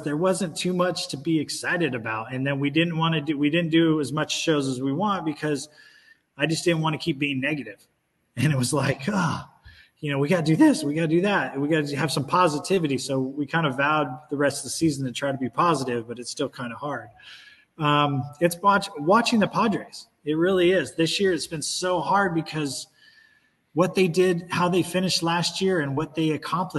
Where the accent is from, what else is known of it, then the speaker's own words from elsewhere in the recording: Orange County, California, United States; growing up in Orange County